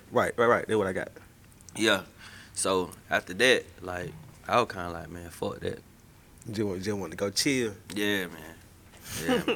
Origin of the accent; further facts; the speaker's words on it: Macon, Georgia, United States; I'm from, I'm from, I'm from Macon, bro. It get hot, it get muggy, bro.